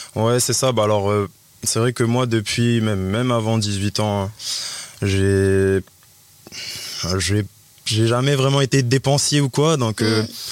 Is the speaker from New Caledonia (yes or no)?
yes; Nouméa, South Province, New Caledonia; also born or lived in Plum, New Caledonia; j'ai grandi à Ploum, j'ai grandi à Ploum, je suis arrivé sur Nouméa hum, à l'âge de 7 ans. Voilà, hein, je fais l'école, j'habitais à Magenta, j'étais à l'école Albert Perrault, ensuite au collège Porte de Fer